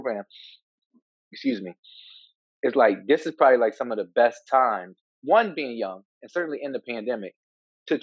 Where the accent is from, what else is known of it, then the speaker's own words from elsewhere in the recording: Philadelphia, Pennsylvania, United States; growing up in Philadelphia